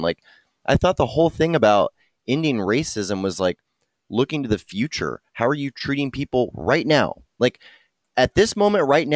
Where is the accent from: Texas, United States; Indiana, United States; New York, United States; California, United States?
Texas, United States; I thought of myself really as a Texan first